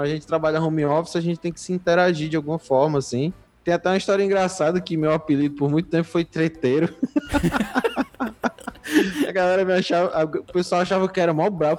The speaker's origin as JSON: {"language": "Portuguese", "country": "Brazil", "also_born_or_lived": "Fortaleza", "said": "a gente é brasileiro"}